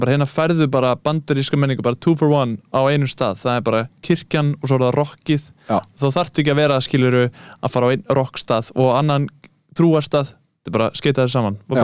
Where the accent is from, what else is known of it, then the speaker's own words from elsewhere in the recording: Kópavogur, Capital Region, Iceland; ég er úr Kópavænum